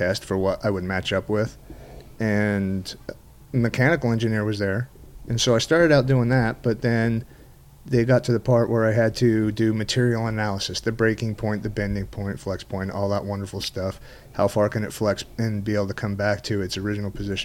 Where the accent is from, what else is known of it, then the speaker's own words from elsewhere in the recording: Utah, United States; I'm from Utah